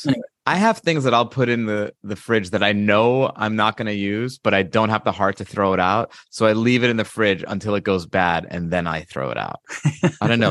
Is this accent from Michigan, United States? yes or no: no; Long Island, New York, United States; I grew up in Long Island as well